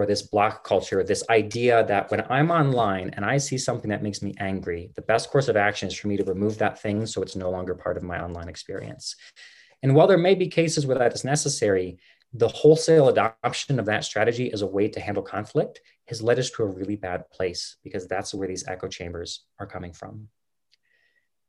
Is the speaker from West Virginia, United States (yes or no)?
yes; West Virginia, United States; now in Colorado, United States; I was the man from West Virginia. I'm in Colorado now, but I was the man from West Virginia